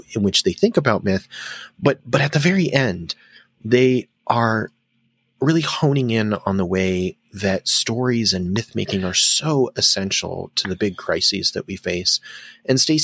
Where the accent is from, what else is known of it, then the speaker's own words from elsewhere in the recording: United States; As an American